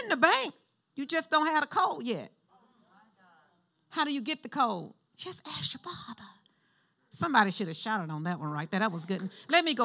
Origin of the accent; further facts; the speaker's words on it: Alabama, United States; we grew up in Alabama.